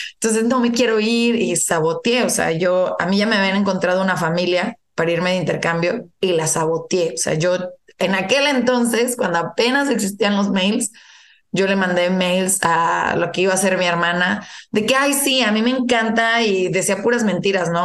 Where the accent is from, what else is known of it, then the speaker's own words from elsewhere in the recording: Saltillo, Coahuila, Mexico; moved away as an adult; also born or lived in Canada; Soy originaria de Saltillo